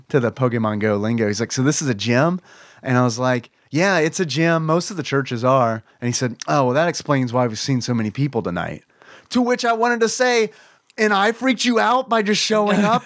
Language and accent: English; United States; as an American